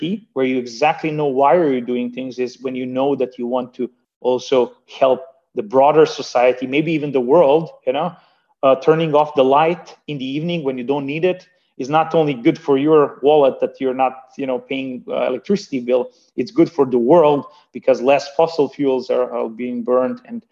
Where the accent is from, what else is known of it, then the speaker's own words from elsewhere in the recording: Banja Luka, Republika Srpska, Bosnia & Herzegovina; now in Hamburg, Germany; me from Germany helping the society where I was born and raised with, helping my hometown of Banja Luka